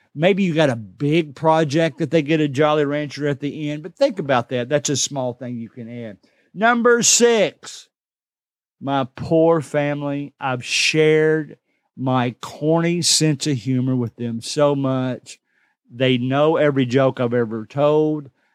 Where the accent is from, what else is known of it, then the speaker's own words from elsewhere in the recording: Kentucky, United States; I'm from the South. I'm from Kentucky. We just talk different than everybody